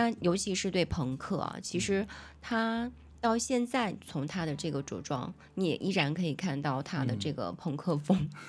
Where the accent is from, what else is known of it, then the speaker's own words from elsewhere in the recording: Fujian, China; 我们两个福建人，